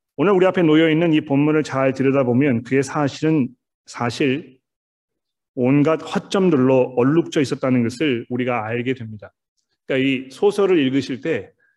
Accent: South Korea; 우리는 이 한국 사람이라는 틀 안에 살고 있습니다

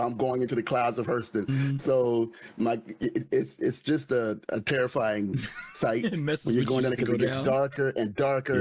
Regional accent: Florida, United States; I'm from Florida

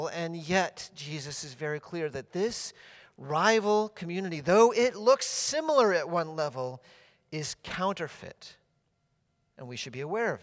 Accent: Massachusetts, United States; when I was growing up in Massachusetts, our house was right up against a forest in the backyard area

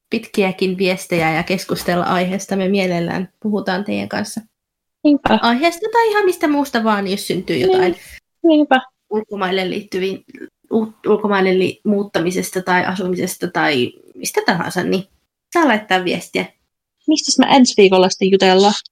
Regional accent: East of England, United Kingdom; Essex on, mutta on tosiaan tosi lähellä Lontoota, niin ihmiset aika usein sitten

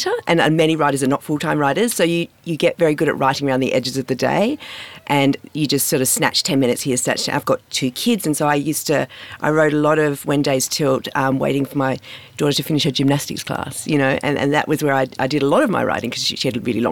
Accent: Perth, Western Australia, Australia; I grew up in Morley in Perth, and my local school was Camboon

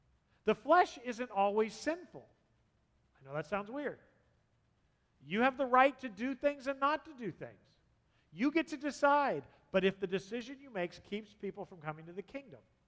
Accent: San Diego, California, United States; moved away; I grew up in San Diego, the southern part

